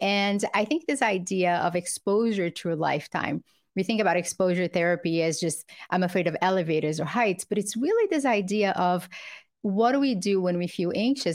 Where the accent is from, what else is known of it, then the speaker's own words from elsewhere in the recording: Brazil; now in United States; I grew up poor in Brazil with a single mother